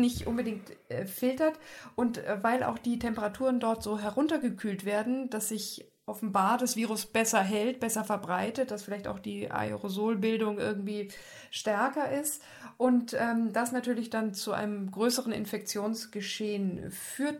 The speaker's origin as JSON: {"language": "German", "region": "Bavaria", "country": "Germany", "moved": "yes", "lives_now": "Baden-Württemberg, Germany", "said": "als Bayerin"}